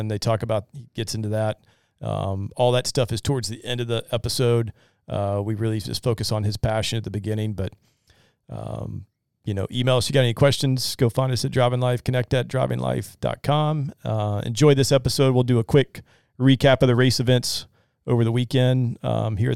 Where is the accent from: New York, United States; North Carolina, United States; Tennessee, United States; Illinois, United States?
Tennessee, United States; Nashville; that's going to be in my hometown next August.